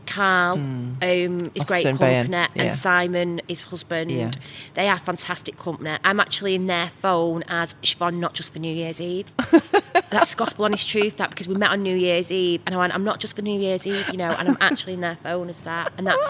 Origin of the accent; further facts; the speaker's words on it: Manchester, North West England, United Kingdom; I am a Mancunian through and through.